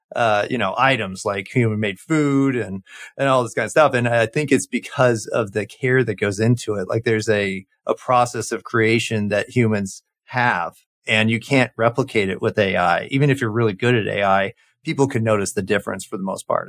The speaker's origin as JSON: {"language": "English", "area": "Orange County", "region": "California", "country": "United States", "tie": "born or raised there", "moved": "yes", "said": "I grew up in, uh, Orange County, California"}